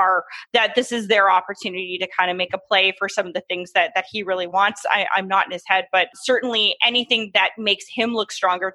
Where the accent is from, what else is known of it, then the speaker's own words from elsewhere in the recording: Canada; As the Canadian analyst